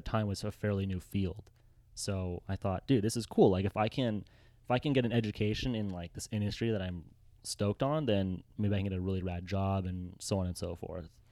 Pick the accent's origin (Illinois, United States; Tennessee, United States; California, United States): California, United States; Los Angeles; moved away as an adult; also born or lived in Mammoth Lakes; now in San Diego, United States; born and raised in Los Angeles